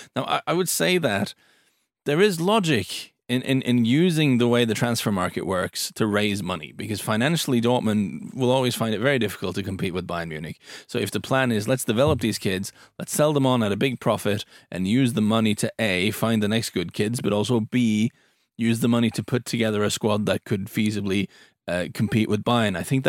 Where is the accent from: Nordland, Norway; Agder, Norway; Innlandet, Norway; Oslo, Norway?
Agder, Norway; Lyngdal; It's from Egersund, I think. I'm from Lyngdal.